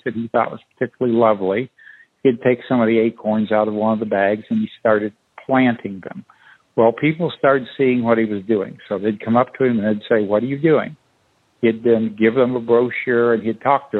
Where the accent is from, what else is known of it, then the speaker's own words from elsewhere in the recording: Peoria, Illinois, United States; I was born in Peoria, Illinois